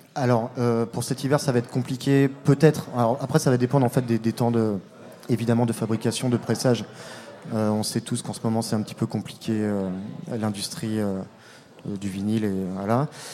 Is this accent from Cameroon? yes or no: no; La Roche-sur-Yon, Pays de la Loire, France; now in Rennes, France; Ça fait très longtemps que j'habite ici, mais euh, j'ai grandi à La Roche-sur-Yon